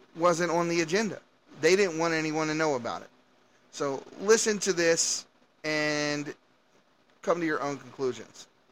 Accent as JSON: {"language": "English", "town": "Las Vegas", "region": "Nevada", "country": "United States", "tie": "born or raised there", "said": "my hometown of Las Vegas"}